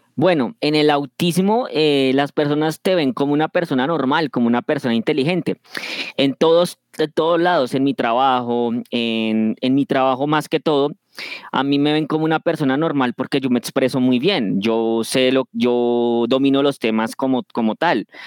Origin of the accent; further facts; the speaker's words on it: Bogotá, Colombia; now in Funza, Colombia; soy de Colombia, nací en Bogotá y actualmente vivo en el municipio de Funza, en el departamento de Cundinamarca.